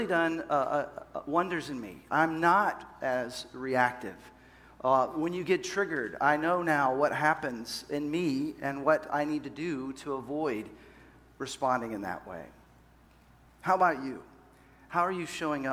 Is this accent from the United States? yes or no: yes; Dallas, Texas, United States; moved away as an adult; also born or lived in Seattle / Los Angeles; I grew up in Dallas, Fort Worth, but moved to Seattle after college, and then we were in Los Angeles.